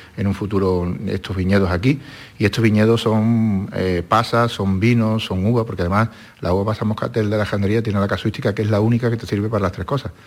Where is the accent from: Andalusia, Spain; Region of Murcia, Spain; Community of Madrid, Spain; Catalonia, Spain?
Andalusia, Spain; somos andaluces